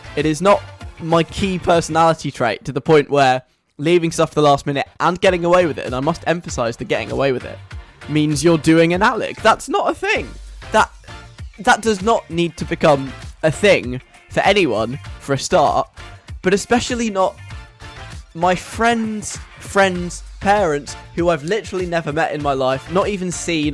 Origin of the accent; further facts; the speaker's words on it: London, United Kingdom; accent: southern; also born or lived in Leeds; I am not from Yorkshire because I sound really, really southern, and that's because I'm from London